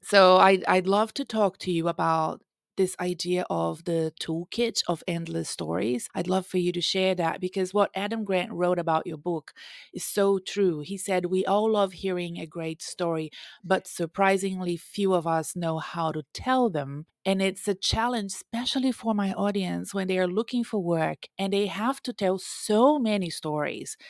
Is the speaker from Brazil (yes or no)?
yes; Brazil; English is a second language; now in United States; I was raised in Brazil, and I lived between the Amazon forest and my grandparents' farm.